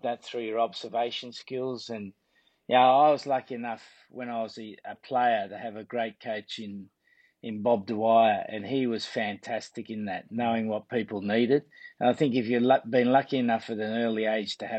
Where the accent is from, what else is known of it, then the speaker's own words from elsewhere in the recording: Sydney, New South Wales, Australia; moved away as an adult; now in England; when I was a kid growing up in La Perouse, which was named after the French explorer, it was in a very working class area